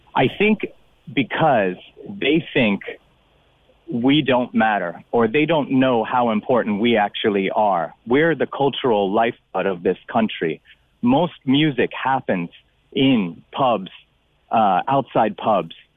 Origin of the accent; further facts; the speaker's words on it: United States; now in Cork, Ireland; I'm from America